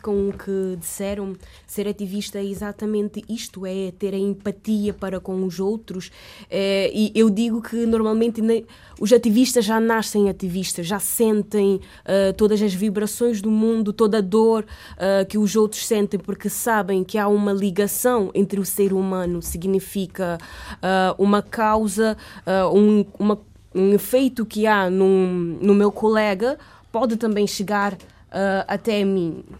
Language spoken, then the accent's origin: Portuguese; Cape Verde; moved away as an adult; now in Portugal; eu vim de Cabo Verde só com uma bolsa que é 271 euros